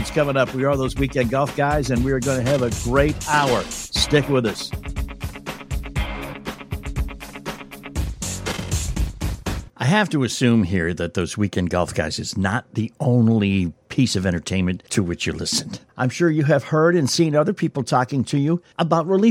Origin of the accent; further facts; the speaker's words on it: New England, United States; moved away; I grew up in New England.